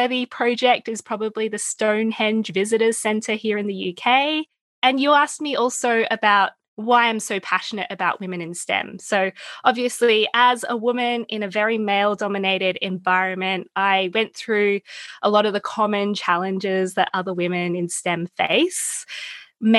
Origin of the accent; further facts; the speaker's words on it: Melbourne, Victoria, Australia; You can probably tell by my accent. I'm from Melbourne, Australia, where I went to school